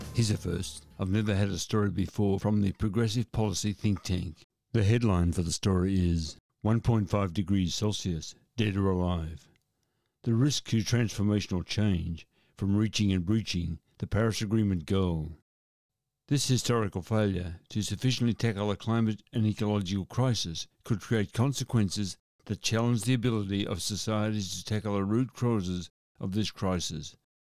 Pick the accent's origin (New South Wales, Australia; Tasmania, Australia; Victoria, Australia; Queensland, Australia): Victoria, Australia; Shepparton; a story from my hometown. The headline for the story in the Shepparton News